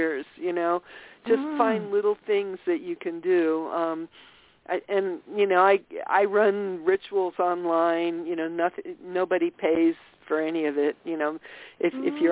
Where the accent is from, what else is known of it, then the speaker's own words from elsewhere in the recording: Austria; now in Massachusetts, United States; I was born in Austria